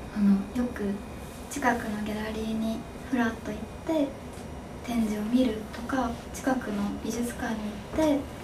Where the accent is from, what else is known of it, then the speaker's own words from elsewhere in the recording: Takamatsu, Kagawa, Japan; moved away as an adult; also born or lived in Kansai / Osaka; 私はあのずっと香川県が地元なので